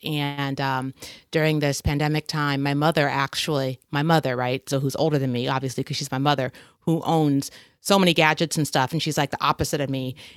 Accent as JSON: {"language": "English", "country": "United States", "said": "being an American"}